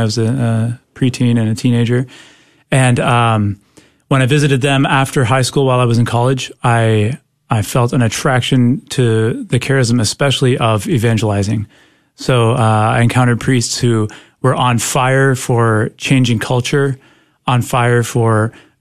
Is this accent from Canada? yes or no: yes; Canada; I'm from Canada, so this was up there in Canada